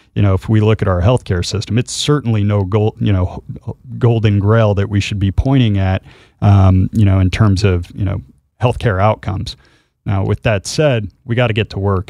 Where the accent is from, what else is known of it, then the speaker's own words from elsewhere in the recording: Utah, United States; I'm from Utah